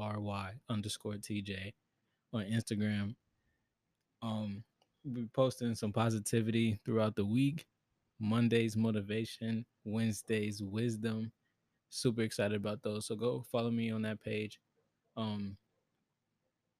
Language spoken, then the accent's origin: English; Chicago, Illinois, United States; born and raised in Chicago, Illinois, 20 years old.